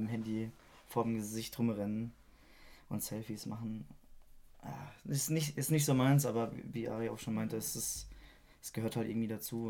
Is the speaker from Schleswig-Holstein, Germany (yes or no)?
no; Freiburg, Baden-Württemberg, Germany; moved away; Nach Freiburg, wo ich herkomme